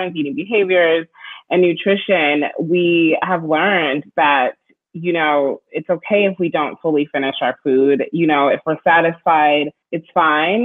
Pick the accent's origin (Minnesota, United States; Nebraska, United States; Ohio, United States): Minnesota, United States; Minneapolis; also born or lived in Bloomington, Minnesota; I grew up in Minneapolis and then we lived in a suburb called Bloomington